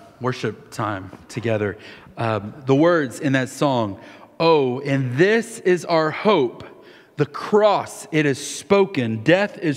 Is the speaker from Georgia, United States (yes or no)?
no; Winter Haven, Florida, United States; I grew up in Winter Haven. I've lived here since I was 6 months old